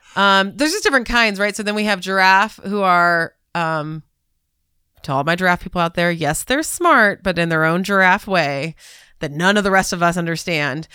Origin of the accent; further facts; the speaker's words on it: Southern California, United States; moved away as an adult; also born or lived in Atlanta, United States / Chicago, United States; now in Cincinnati, United States; I grew up in Southern California